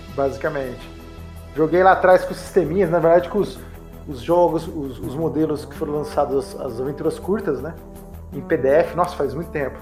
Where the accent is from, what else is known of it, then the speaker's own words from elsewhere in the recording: interior of São Paulo, Brazil; eu sou daqui de São Paulo, nascido em São Paulo, mas cresci no interior de São Paulo